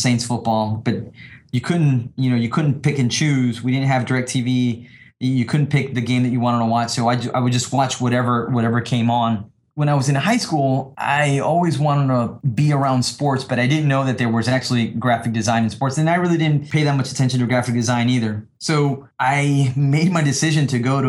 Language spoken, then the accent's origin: English; Panama; moved away as an adult; also born or lived in New Orleans, United States; now in Dallas, United States; I grew up in Panama and I grew up in New Orleans.